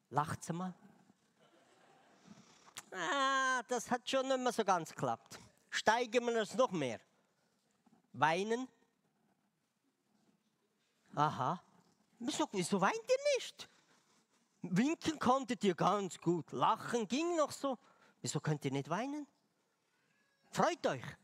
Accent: Switzerland; Aber ich dachte, als Schweizer bringe ich ihr eine Schweizer Tafel Schokolade.

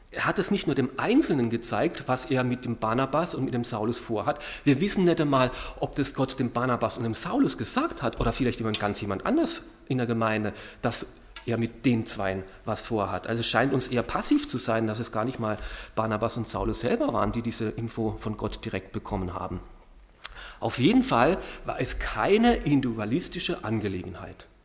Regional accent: Karlsruhe, Baden-Württemberg, Germany; wir werden, wenn wir in Deutschland sind, immer wieder in meiner Heimatstadt äh, bei meinen Eltern unterkommen, in Karlsruhe sein.

